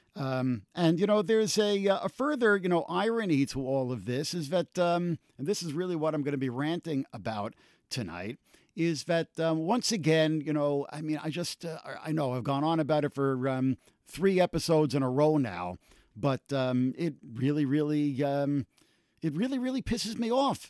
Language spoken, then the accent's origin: English; United States; as Americans and particularly as American Jews